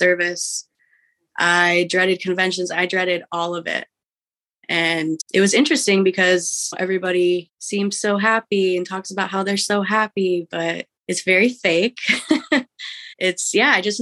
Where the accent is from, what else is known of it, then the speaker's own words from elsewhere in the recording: Midwest, United States; also born or lived in West Coast, United States; I was born in the West Coast, raised in the Midwest